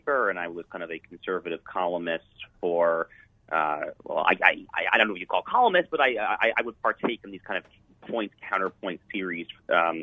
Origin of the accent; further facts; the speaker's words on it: Sleepy Hollow, New York, United States; now in Florida, United States; I live in Florida now, but I grew up in the New York area. And specifically, I grew up in a smaller suburban town called Sleepy Hollow, New York